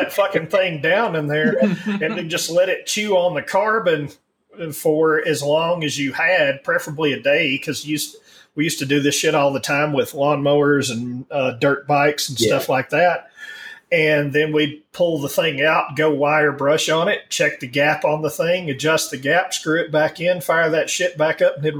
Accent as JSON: {"language": "English", "region": "Alabama", "country": "United States", "tie": "born or raised there", "said": "I grew up in Alabama."}